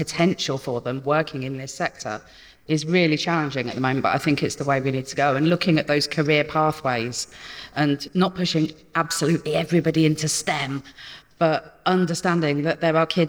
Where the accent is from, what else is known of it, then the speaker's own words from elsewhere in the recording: Peterborough, East of England, United Kingdom; I'm from Peterborough